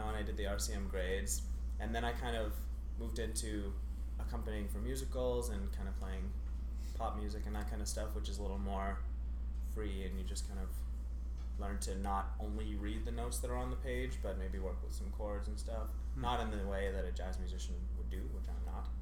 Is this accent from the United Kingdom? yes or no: no; Ottawa, Ontario, Canada; moved away as an adult; now in Toronto, Canada; Ottawa, born and raised, and subsequently moved to Toronto to go to Canham School at U of T